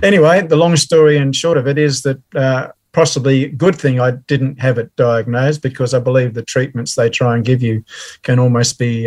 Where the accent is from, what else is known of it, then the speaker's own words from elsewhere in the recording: Melbourne, Victoria, Australia; also born or lived in England; born and raised in Melbourne. Mm-hmm. Um, so I've always been a Melbourne person